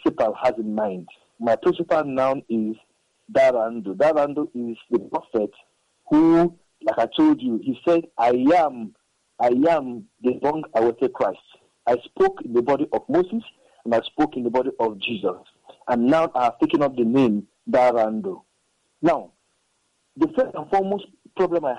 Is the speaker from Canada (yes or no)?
no; Nigeria; I am come from Nigeria. I'm a Nigerian